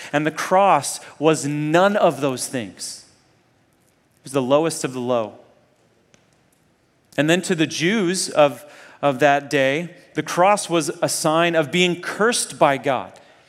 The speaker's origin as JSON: {"language": "English", "region": "Nairobi", "country": "Kenya", "tie": "born or raised there", "also_born_or_lived": "Zambia", "said": "So I grew up in Africa, first in Zambia. When I was like 1 year old, my parents took me to the middle of nowhere, Zambia, this tiny little town. And then when I was 9, I moved to Nairobi, Kenya"}